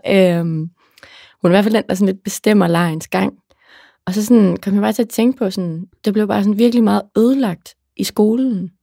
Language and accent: Danish; Aarhus, Central Denmark Region, Denmark; jeg er fra Aarhus, der brokker vi os til morgenmad